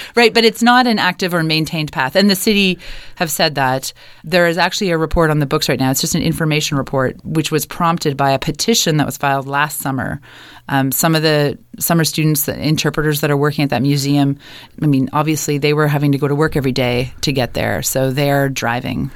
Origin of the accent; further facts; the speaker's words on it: Kitchener, Ontario, Canada; moved away as an adult; now in Halifax, Canada; I grew up in Kitchener, Ontario